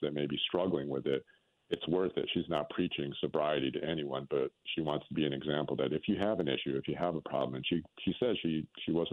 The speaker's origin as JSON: {"language": "English", "country": "Vietnam", "tie": "born or raised there", "moved": "yes", "lives_now": "New Orleans, United States", "said": "I'm a first generation refugee. So, I mean, I guess I'm first generation American. But, you know, I was born in Vietnam."}